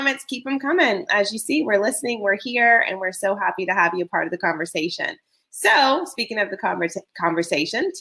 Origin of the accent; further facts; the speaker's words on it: the South, United States; as a Southerner and lover of the South